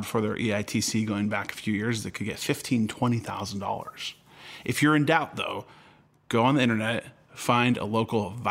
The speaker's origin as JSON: {"language": "English", "region": "California", "country": "United States", "tie": "born or raised there", "said": "I grew up in California"}